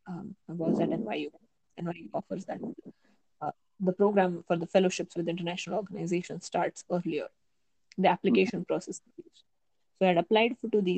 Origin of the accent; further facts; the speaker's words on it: India; Indian students applying elsewhere